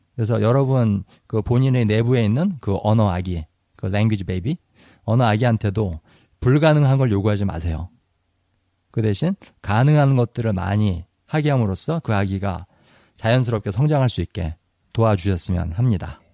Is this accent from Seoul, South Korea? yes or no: yes; Seoul, South Korea; 저는 이제 서울 사람이니까 표준말을 쓰는데